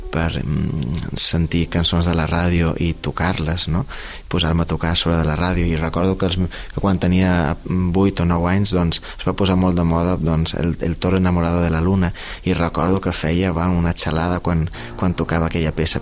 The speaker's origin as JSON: {"language": "Catalan", "town": "Mahón", "region": "Balearic Islands", "country": "Spain", "tie": "born or raised there", "moved": "as an adult", "lives_now": "Barcelona, Spain", "said": "som músic menorquí, nascut a Maó el 87, eh, som pianista des de que tinc 7 anys, eh, vaig viure a Menorca fins als 18"}